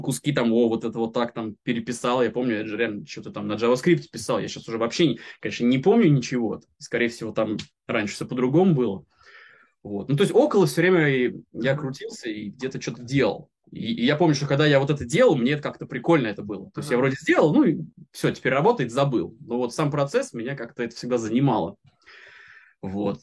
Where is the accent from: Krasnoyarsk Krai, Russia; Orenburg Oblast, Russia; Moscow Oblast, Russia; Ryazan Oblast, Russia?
Moscow Oblast, Russia; Reutov; now in Moscow, Russia; Я из Москвы, ну, я из Подмосковья вообще, но сейчас в Москве живу, вот, так из Реутова